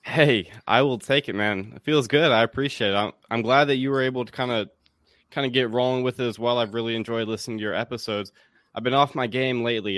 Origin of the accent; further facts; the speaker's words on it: Raleigh, North Carolina, United States; moved away as an adult; also born or lived in Davis and Elkins College, West Virginia; now in Washington, D.C., United States; I'm from Raleigh, North Carolina